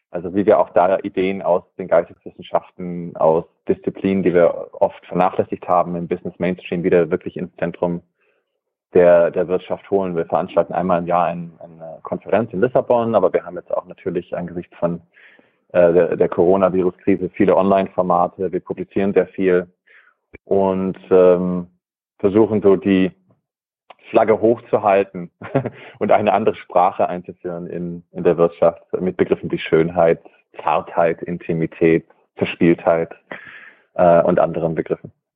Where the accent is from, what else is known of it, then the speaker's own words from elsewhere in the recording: Germany; moved away as an adult; also born or lived in California, United States; Also ich bin in Deutschland aufgewachsen, habe äh, also auch Wabenland aufgewachsen